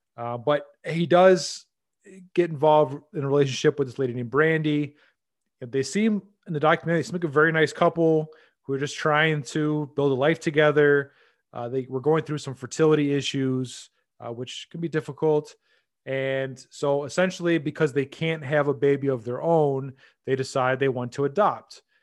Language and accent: English; United States; as an American